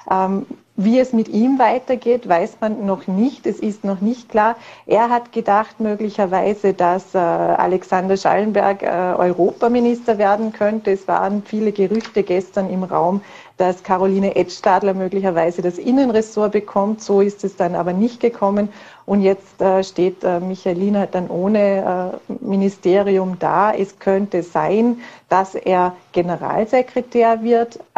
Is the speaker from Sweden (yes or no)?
no; Vorarlberg, Austria; den wir ja immer für uns als Vorarlberger quasi verbuchten